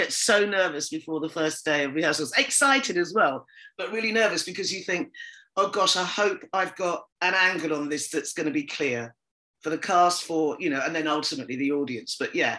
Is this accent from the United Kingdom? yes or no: yes; United Kingdom; being Black, being female, being British, all of those things that we've all grown up with, you know, especially those of us that were born here or that came at a very early age.